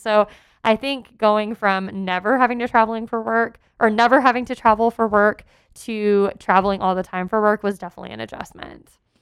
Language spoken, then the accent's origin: English; Texas, United States; moved away as an adult; I lived outside my home state of Texas